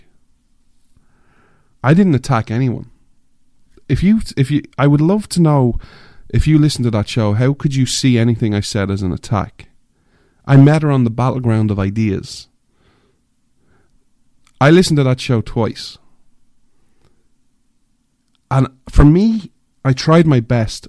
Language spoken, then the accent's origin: English; Ireland; moved away; I'm an Irishman, I grew up in Ireland, I'm an outsider